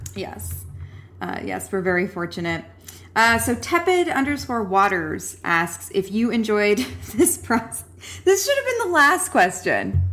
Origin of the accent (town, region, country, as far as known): rural Alberta, Canada; born or raised there